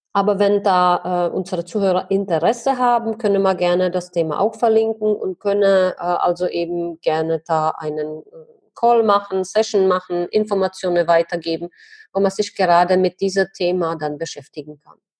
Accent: Czechia; bei uns in Tschechien

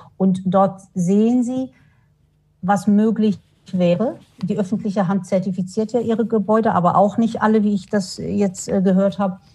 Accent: Morocco; now in Darmstadt, Germany; Ich komme ja ursprünglich aus Marokko

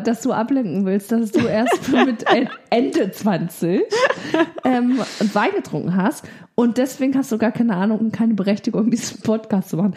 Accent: Bavaria, Germany; Also ich komme ja aus Bayern

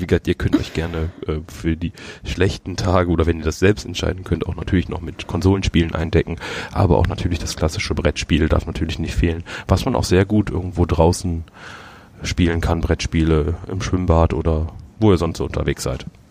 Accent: Düsseldorf, North Rhine-Westphalia, Germany; ich bin ja gebürtiger Düsseldorfer.

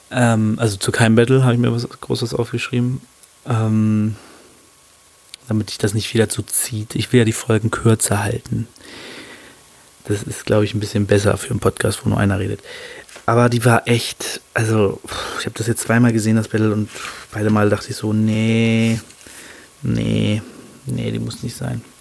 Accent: Hannover, Lower Saxony, Germany; aber die kommt aus Hannover, meiner Heimatstadt, ähm, und wo ich auch sende, sage ich mal.

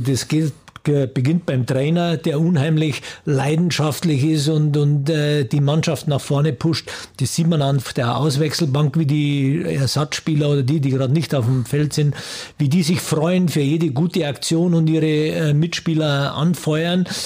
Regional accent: Germany; wir kommen ja aus Deutschland

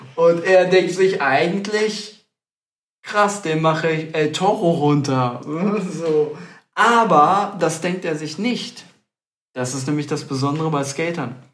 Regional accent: Stadtlohn, North Rhine-Westphalia, Germany; wir selber, wir kommen aus dem Kreis Borken, näher Ahaus, Stadtlohn

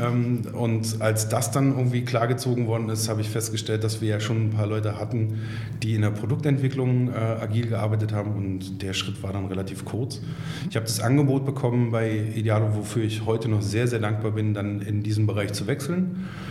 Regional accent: Berlin, Germany; gebürtiger Berliner, was in Berlin gar nicht mehr so oft zu finden ist

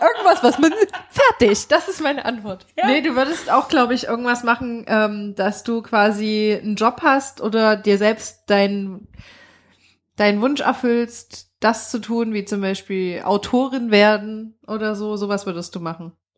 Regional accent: Thuringia, Germany; accent: East German; now in Berlin, Germany; uns Ostdeutschen

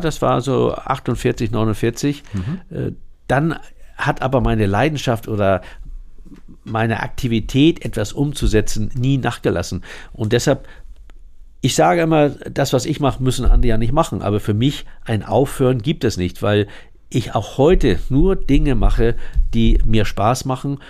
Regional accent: Hamburg, Germany; Moorburg, dort, wo ich geboren bin

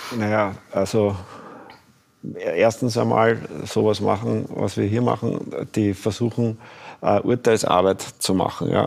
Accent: Austria

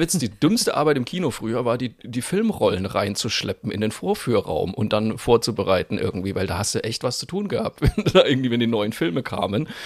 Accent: Cologne, North Rhine-Westphalia, Germany; now in Franconia, Germany; als Kölner Flachlandjogger

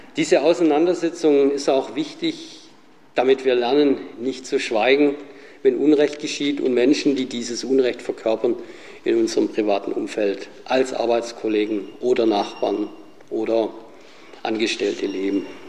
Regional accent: Sindelfingen, Baden-Württemberg, Germany; Als gebürtiger Sindelfinger

